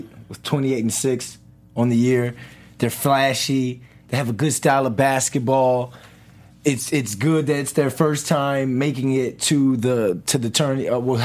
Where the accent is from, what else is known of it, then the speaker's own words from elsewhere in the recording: Charlottesville, Virginia, United States; I'm from Charlottesville.